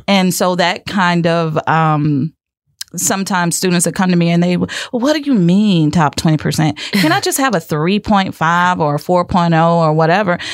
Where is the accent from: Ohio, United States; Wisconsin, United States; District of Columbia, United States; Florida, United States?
Florida, United States; Lake Wales; born and raised right here in Lake Wales